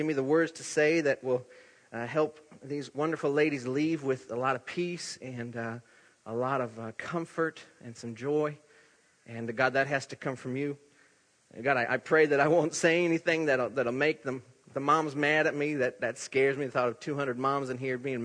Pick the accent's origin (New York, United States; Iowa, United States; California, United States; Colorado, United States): Iowa, United States; accent: Iowa; moved away; in my Iowa accent